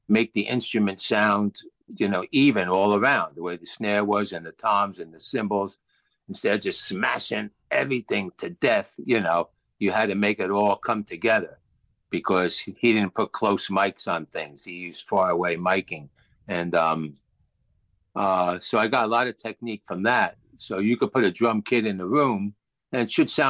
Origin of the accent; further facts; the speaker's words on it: Passaic, New Jersey, United States; I grew up in Passaic, New Jersey, which is probably about 10 miles from New York City